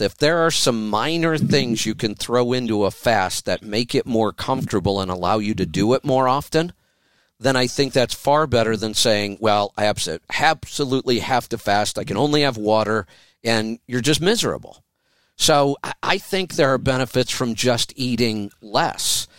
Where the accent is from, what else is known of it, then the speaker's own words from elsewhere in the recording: Oregon, United States; my home state